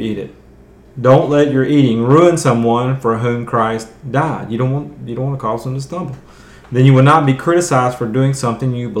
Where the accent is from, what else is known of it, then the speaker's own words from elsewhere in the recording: the South, United States; because I'm from the South